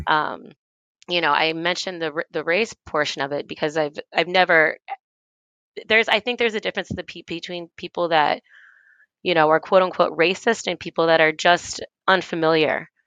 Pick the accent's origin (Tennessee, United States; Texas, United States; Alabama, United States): Tennessee, United States; moved away as an adult; also born or lived in Washington, D.C.; I grew up in Tennessee and I, and I went to school in Tennessee